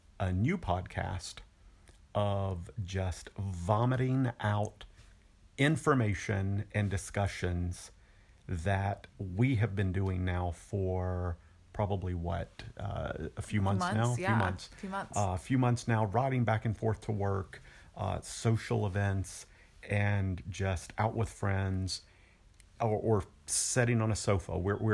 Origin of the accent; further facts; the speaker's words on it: the South, United States; I was brought up in the South.